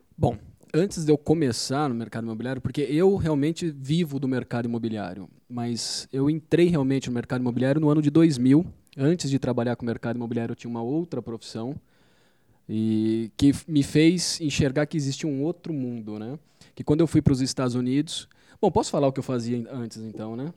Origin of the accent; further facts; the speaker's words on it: Campinas, São Paulo, Brazil; eu sou de Campinas, é, morei boa parte da minha vida em Campinas